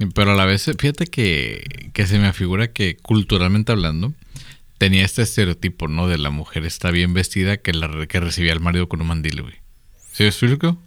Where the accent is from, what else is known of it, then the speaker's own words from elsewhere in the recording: Mexico; somos los mexicanos promedio